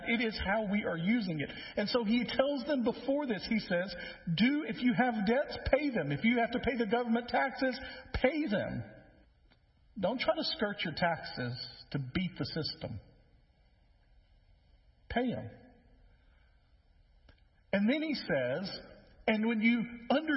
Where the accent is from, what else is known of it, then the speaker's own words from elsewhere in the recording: West Tennessee, United States; now in Middle Tennessee, United States; I grew up in West Tennessee, and so some things are different over there near the river